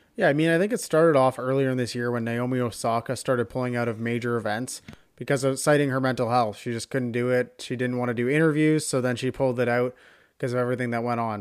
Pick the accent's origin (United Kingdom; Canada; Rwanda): Canada; as a Canadian